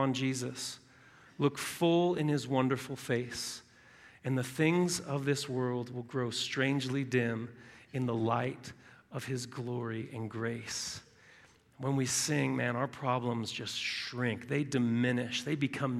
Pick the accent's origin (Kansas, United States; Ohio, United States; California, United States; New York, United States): California, United States; Southern; moved away; My wife and I are from Southern California